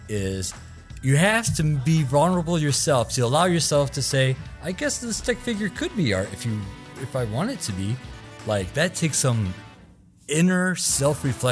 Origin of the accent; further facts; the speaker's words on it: Rockford, Illinois, United States; also born or lived in Freeport, Illinois; I was born in Freeport, but raised in Rockford.